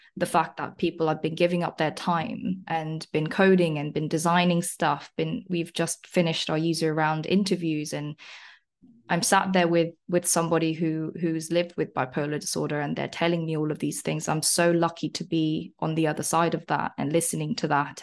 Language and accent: English; South Korea; now in London, United Kingdom; I'm originally from South Korea. Uh, I came to England, like, eleven years ago now